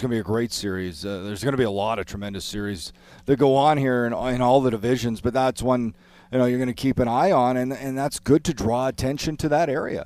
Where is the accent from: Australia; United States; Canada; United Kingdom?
Canada; I know I'm Canadian